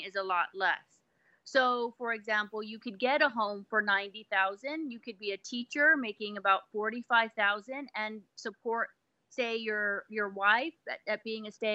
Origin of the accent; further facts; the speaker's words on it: El Paso, Texas, United States; moved away as an adult; now in Atlanta, United States; I'm actually from Texas